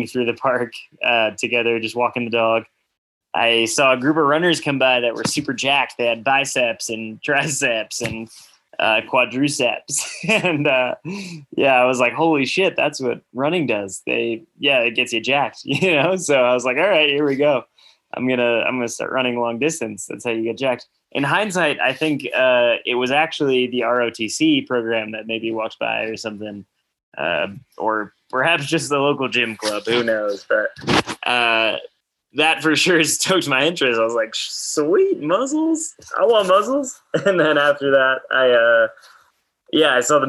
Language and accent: English; Shrewsbury, New Jersey, United States; moved away as an adult; I came from Shrewsbury, New Jersey, ran for CBA